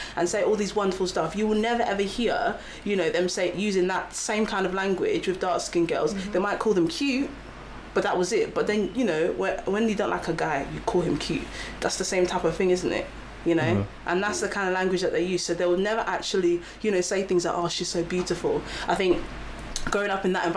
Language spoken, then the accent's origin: English; Kent, South East England, United Kingdom; I grew up outside London. So I grew up in Kent